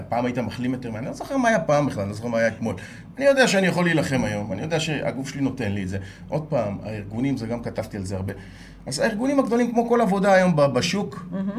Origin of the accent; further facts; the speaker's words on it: Israel; אני ישראלי, שירתי בצבא, אני מייצג את ישראל